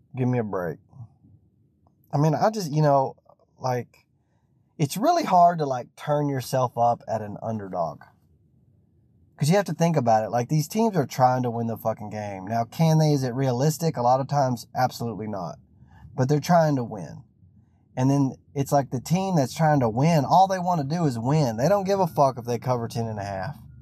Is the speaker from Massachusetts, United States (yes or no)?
no; Texas, United States; I'm from Texas.